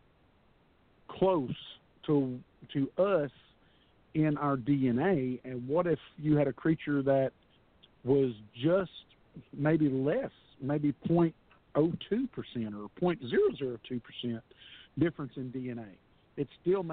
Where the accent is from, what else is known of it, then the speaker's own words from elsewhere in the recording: Texas, United States; I'm a Texas guy, born and raised in Texas